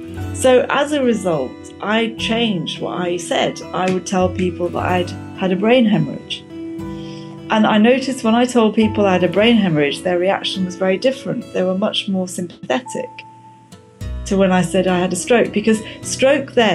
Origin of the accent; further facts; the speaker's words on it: Luton, East of England, United Kingdom; moved away as an adult; also born or lived in Cardiff; I was from Luton